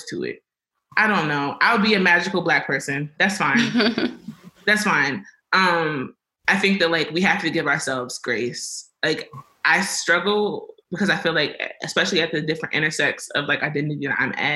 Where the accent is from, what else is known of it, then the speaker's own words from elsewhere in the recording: Baltimore, Maryland, United States; now in Albuquerque, United States; I am from Baltimore, Maryland